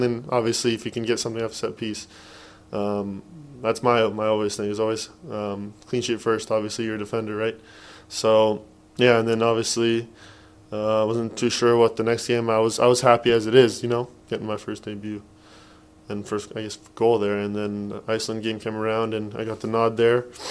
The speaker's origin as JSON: {"language": "English", "town": "Edmonton", "region": "Alberta", "country": "Canada", "tie": "born or raised there", "said": "growing up, there's not much in Edmonton"}